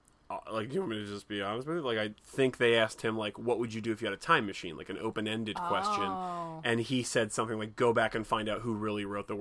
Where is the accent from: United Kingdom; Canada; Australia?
Canada; I'm Canadian.